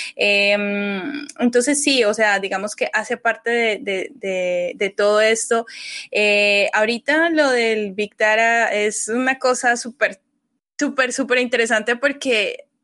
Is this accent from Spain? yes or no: no; Colombia; also born or lived in Guanajuato, Mexico; nosotras como colombianas